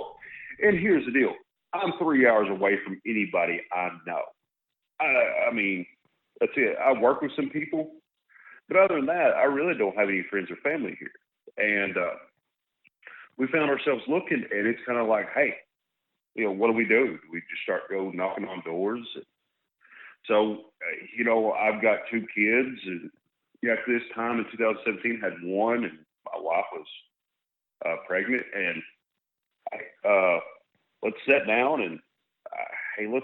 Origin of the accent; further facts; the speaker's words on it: North Central Arkansas, United States; moved away; I grew up in North Central Arkansas